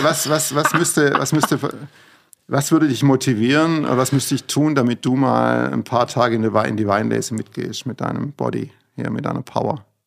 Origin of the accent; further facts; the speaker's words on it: Fellbach, Baden-Württemberg, Germany; bei uns in Fellbach